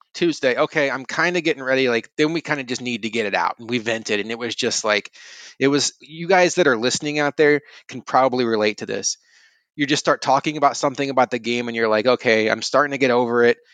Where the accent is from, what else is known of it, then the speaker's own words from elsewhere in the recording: St. Louis, Missouri, United States; growing up in Saint Louis in the early nineties